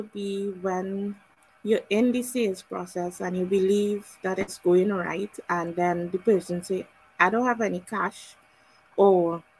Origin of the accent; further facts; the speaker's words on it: Trinidad & Tobago; I'm from the Caribbean of Trinidad and Tobago.